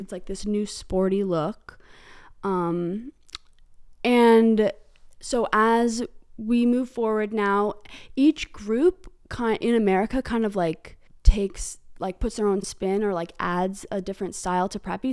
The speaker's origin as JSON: {"language": "English", "town": "Hanover", "region": "New Hampshire", "country": "United States", "tie": "born or raised there", "said": "the specific brand of prep I grew up around was on the Dartmouth campus."}